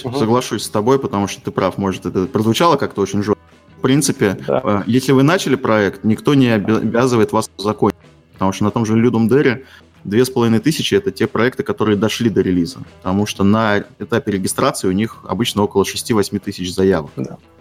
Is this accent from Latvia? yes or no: no; Estonia; я из Эстонии